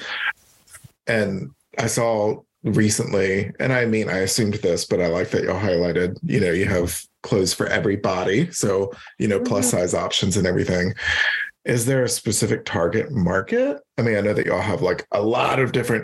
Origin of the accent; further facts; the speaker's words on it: Baton Rouge, Louisiana, United States; accent: country; I grew up in Louisiana, but I grew up in Baton Rouge